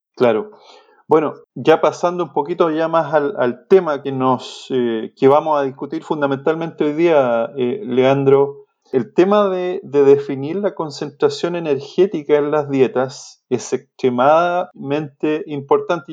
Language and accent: Spanish; Chile; moved away as an adult; also born or lived in Illinois, United States / Kansas, United States; Soy, soy de origen chileno, estudié agronomía